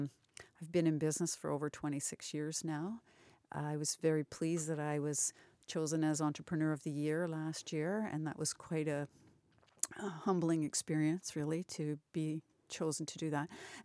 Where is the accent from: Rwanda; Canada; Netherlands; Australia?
Canada; Brantford, Ontario; now in Paris, Canada; Well, I'm a Brantfordian, although I live in Paris. I grew up in Brantford.